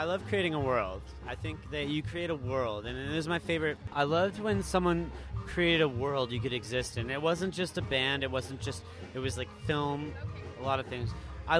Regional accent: Vancouver, British Columbia, Canada; growing up in Vancouver, like, just up in Carisdale

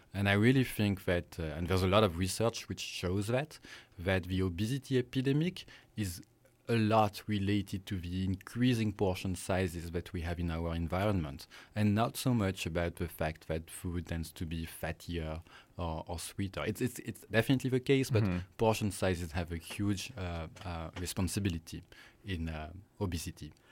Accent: France; accent: French; English is a second language; moved away as an adult; also born or lived in Singapore; now in British Columbia, Canada; I'm French, as you might guess from my accent

